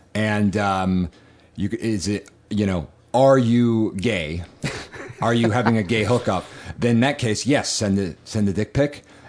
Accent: New England, United States; I'm from New England, you know? We're Puritans. I'm, at heart, I'm a Puritan.

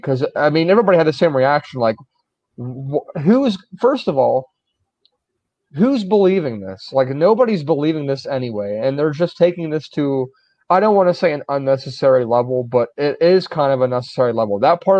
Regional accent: Kansas, United States; but to say that, no, I'm from Kansas, that's like you're implying that it's a very rare thing

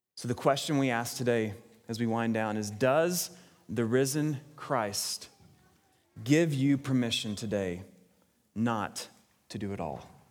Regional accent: Texas, United States; now in Sioux Falls, United States; as a Texan

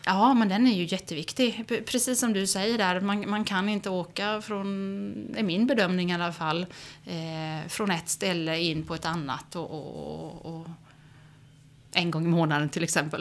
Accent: Oskarshamn, Kalmar County, Sweden; also born or lived in Swedish west coast; jag är ju född och uppvuxen i Oskarshamn

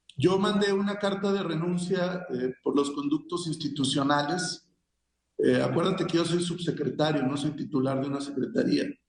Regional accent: Coahuila, Mexico; also born or lived in Guerrero; como ciudadano libre y coahuilense

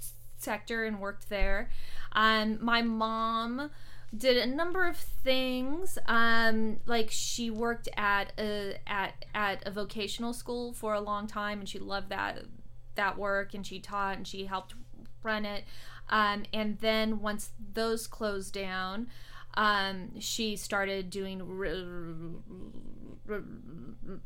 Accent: Alameda, California, United States; also born or lived in San Leandro; I'm from Alameda

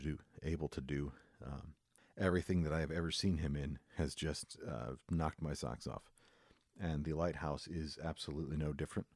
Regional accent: United States; as an American viewer

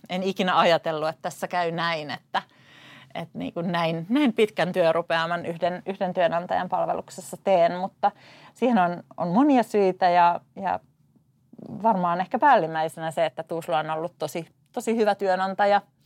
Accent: Tuusula, Uusimaa, Finland; Mä oon paljasjalkainen tuusulalainen, syntynyt ja elänyt koko elämäni täällä

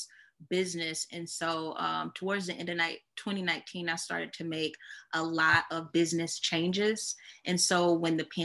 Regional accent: Columbia, South Carolina, United States; moved away as an adult; now in Charlotte, United States; I'm originally from Columbia, South Carolina

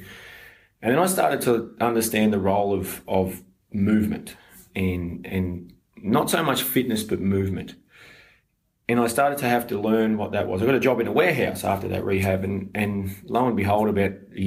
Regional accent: Brisbane, Queensland, Australia; I was born in Brisbane

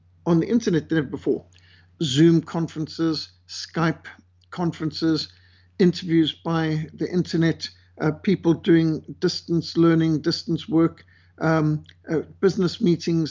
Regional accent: Cape Town, Western Cape, South Africa; in Cape Town, my hometown

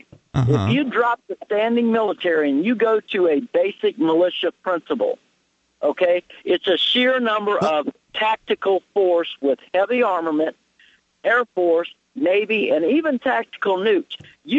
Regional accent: United States; Because I'm an American.

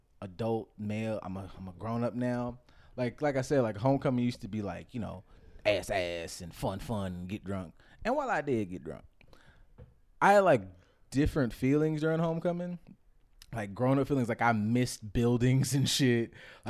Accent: California, United States; So I'm from California, though. Just wanna let you guys know right out here.

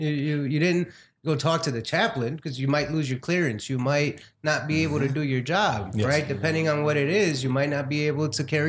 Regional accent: Mexico; now in United States; I'm an immigrant from Mexico.

